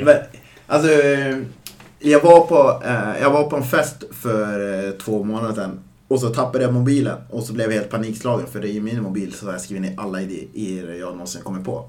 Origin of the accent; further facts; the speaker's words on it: Östersund, Jämtland, Sweden; now in Stockholm, Sweden; mina barndomskompisar, både som bor här i Stockholm och eh, hemma i Östersund